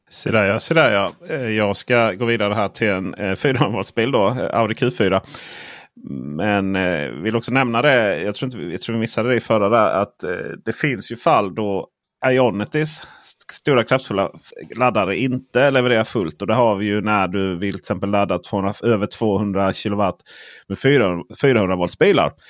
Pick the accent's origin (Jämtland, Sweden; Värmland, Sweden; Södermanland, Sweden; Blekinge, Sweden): Blekinge, Sweden; jag kommer från Blekinge där, vet du, för, för, fullt med bönder. Och eh, där har vi sådana här elektriska staket då